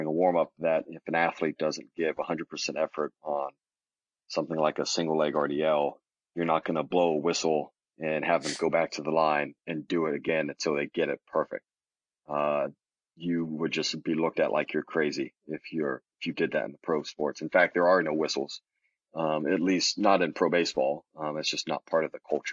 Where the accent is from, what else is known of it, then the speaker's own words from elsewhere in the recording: Dallas, Texas, United States; also born or lived in Auburn, Alabama / Birmingham, Alabama; I'm from the Dallas side of the Dallas-Fort Worth Metroplex